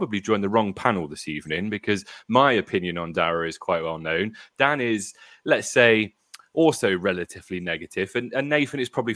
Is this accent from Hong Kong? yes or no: no; United Kingdom; being British